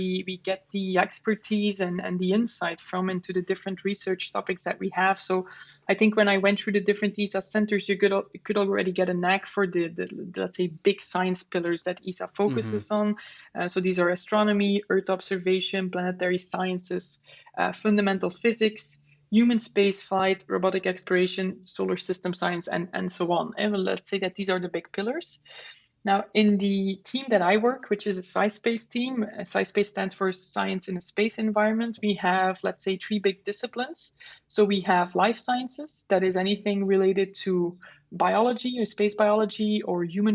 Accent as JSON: {"language": "English", "area": "Flemish part of Belgium", "region": "Flanders", "country": "Belgium", "second_language": "English", "moved": "as an adult", "lives_now": "Netherlands", "said": "I'm from Belgium originally and I currently live in the Netherlands. We speak the same language because I'm from the Flemish part of Belgium"}